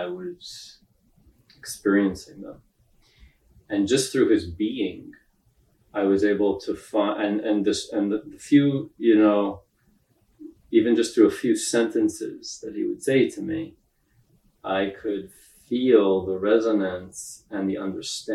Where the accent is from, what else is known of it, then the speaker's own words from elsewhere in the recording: New York City, New York, United States; also born or lived in Israel; I was born in Israel, but I grew up in Brooklyn, New York